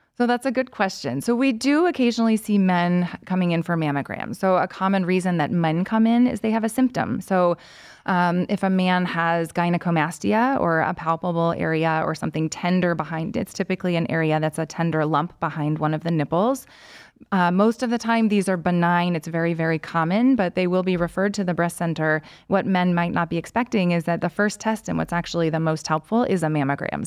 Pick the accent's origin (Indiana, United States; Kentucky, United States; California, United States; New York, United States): Kentucky, United States; Lexington; moved away as an adult; also born or lived in Washington, D.C. / Chicago; now in Cleveland, United States; I'm originally from Lexington, Kentucky. Um, lived there through high school